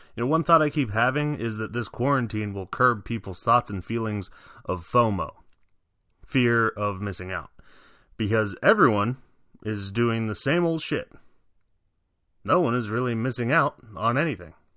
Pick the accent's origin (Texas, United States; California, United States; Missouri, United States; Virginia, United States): Virginia, United States; moved away; also born or lived in Chicago; back in my home state of Virginia